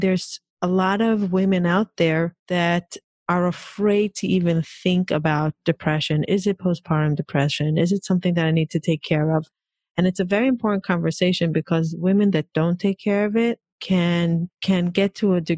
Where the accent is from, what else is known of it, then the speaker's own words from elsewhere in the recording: Israel; moved away; also born or lived in Hong Kong; I grew up in Israel